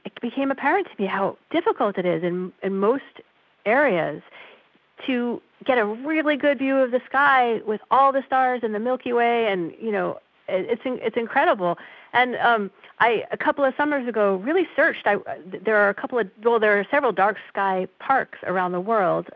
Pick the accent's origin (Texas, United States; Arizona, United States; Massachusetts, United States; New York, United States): New York, United States; New York City; I grew up in New York City